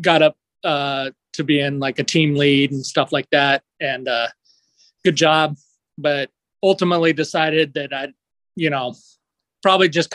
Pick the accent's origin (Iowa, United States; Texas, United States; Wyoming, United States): Wyoming, United States; Cheyenne; moved away as an adult; also born or lived in Laramie, Wyoming; now in Mesa, United States; I'm from Cheyenne, Laramie